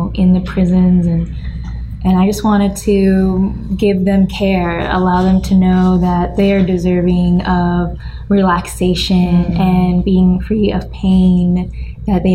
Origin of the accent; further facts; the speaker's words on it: United States; I grew up in America